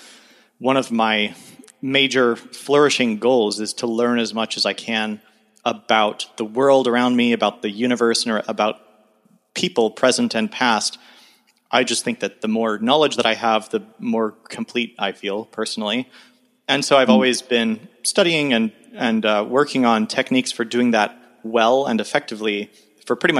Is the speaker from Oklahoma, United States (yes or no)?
yes; Tulsa, Oklahoma, United States; I'm in Tulsa, Oklahoma, kind of hunkering down as I have been for the last year in my hometown